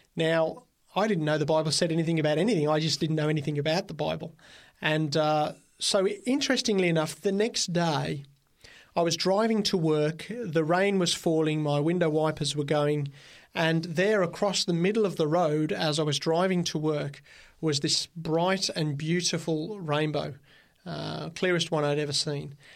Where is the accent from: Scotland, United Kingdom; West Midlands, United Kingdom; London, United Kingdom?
West Midlands, United Kingdom; Birmingham; now in Australia; I grew up in Birmingham, England